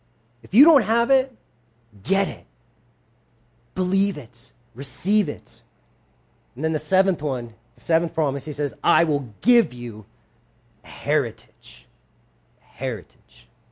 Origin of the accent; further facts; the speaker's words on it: the South, United States; born there; not I was born a Christian because I was born in the South, but I personally know God.